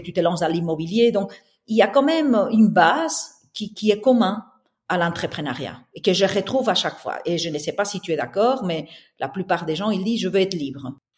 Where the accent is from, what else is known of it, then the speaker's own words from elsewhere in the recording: southern Spain, Spain; accent: Spanish; French is a second language; moved away as an adult; now in Brussels, Belgium; j'ai un accent espagnol, donc je suis née au sud de l'Espagne. Et puis j'ai déménagé à Bruxelles il y a maintenant plus de 25 ans